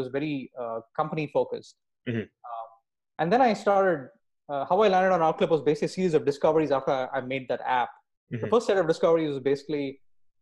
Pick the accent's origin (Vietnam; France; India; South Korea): India; I grew up in India, and I've been programming since the age of 11.